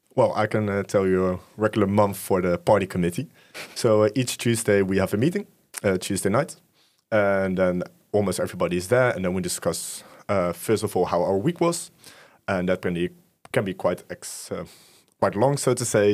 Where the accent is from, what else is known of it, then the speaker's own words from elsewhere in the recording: Utrecht, Netherlands; born and raised in Utrecht